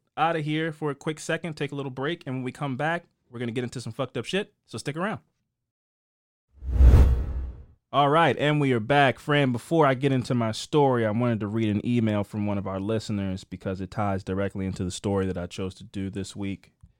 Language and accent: English; Nebraska, United States; I'm trans and from Nebraska and lived in Omaha, which is about 45 minutes from Lincoln.